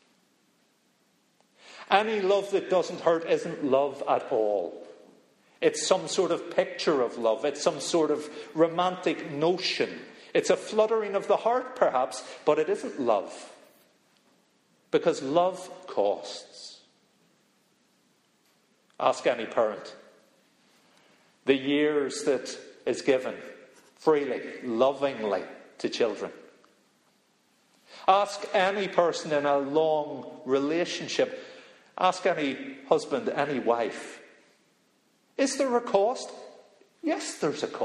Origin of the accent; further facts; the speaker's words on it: Belfast, Northern Ireland, United Kingdom; moved away; I'm from Belfast